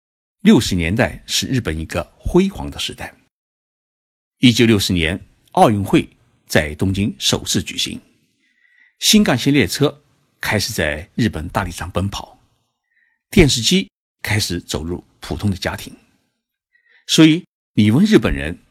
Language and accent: Chinese; China; 按照我们中国人的概念，